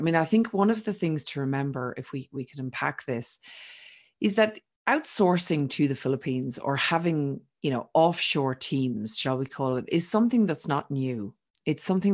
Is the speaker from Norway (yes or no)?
no; Ireland; accent: Irish; also born or lived in Australia; now in Europe; I'm Irish, for those that haven't picked up my accent, but I'm sort of a truly global citizen because although I was born in Ireland, I lived for 20 years, almost 20 years in Australia